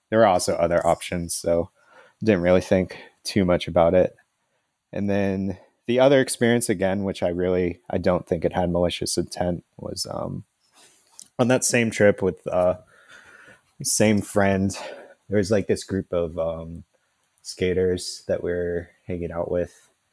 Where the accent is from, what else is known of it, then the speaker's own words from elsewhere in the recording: California, United States; also born or lived in New York City; we're both from California